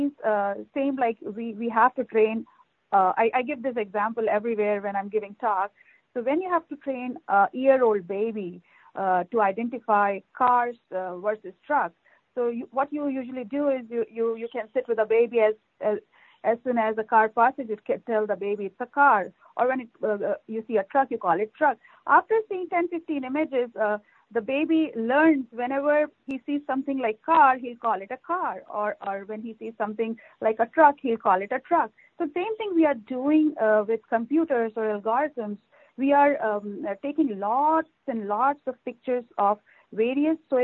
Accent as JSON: {"language": "English", "country": "India", "tie": "born or raised there", "also_born_or_lived": "Canada", "moved": "as an adult", "lives_now": "Iowa, United States", "said": "I'm a native from India"}